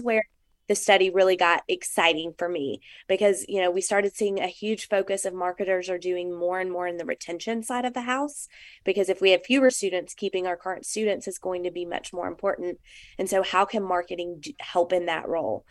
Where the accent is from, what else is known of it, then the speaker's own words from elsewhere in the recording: Arkansas, United States; I'm from Arkansas